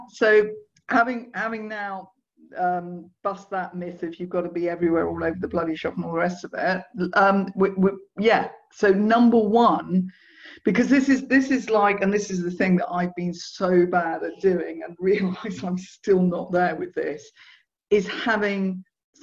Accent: South East England, United Kingdom; I grew up in Surrey, but yeah, and I can go frightfully Surrey if I want to sound frightfully posh.

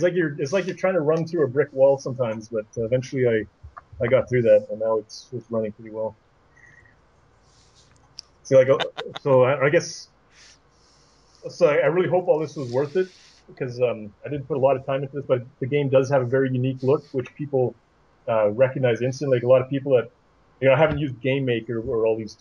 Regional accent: Canada; also born or lived in Ottawa, Ontario; I'm Canadian. I'm in Ottawa

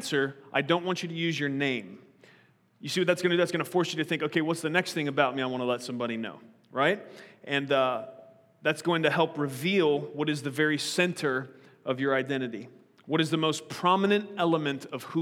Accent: United States; I'm an American today

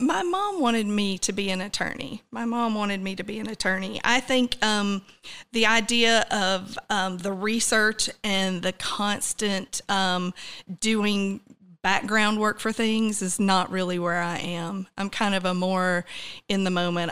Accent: Douglas County, Georgia, United States; also born or lived in Atlanta, Georgia; I grew up in Douglas County.

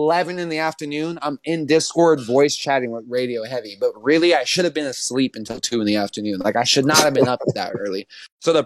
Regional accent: California, United States; I'm a degenerate from California

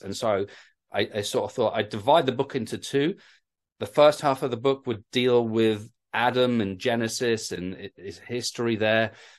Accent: North East England, United Kingdom; now in London, United Kingdom; my accent's sort of hard to guess sometimes. I grew up in the Northeast, and then my dad actually got a job as a pastor down in the South in London.

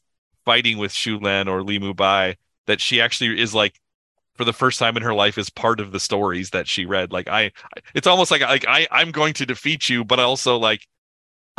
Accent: United States; as an American

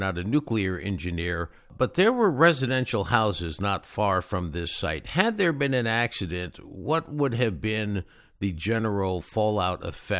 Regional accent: Connecticut, United States; growing up in Connecticut

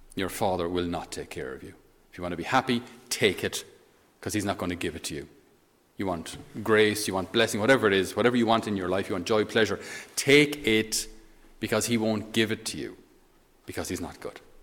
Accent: Ireland; as Irish, we're not very good

